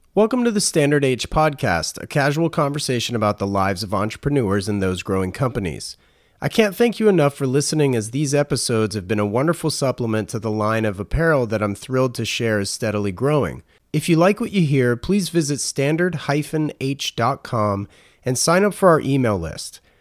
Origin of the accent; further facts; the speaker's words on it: North Carolina, United States; I'm from North Carolina